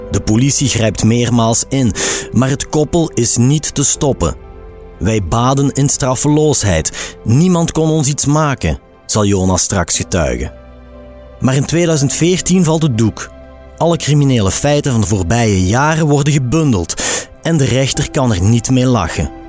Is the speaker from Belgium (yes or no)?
yes; Antwerp province, Flanders, Belgium; moved away; also born or lived in Limburg; Ik ben eh, opgegroeid in de provincie Antwerpen.